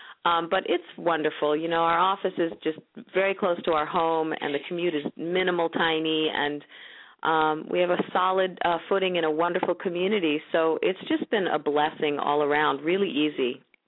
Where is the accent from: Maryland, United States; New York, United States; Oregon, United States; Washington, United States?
New York, United States; also born or lived in San Diego / Bay Area / Minnesota / Seattle; I've lived in San Diego. I've lived in the Bay Area. I've lived in Minnesota. I've lived in New York. I'm from New York originally.